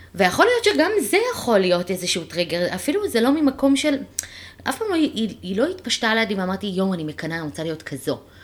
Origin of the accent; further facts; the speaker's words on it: Ra'anana, Central District, Israel; also born or lived in Ramat Gan; אנחנו גרנו ברמת גן, אני והמשפחה שלי, גרנו ברמת גן עד שאני הייתי בת שש. זאת אומרת אני את כיתה א', עליתי, לא גדלתי ברעננה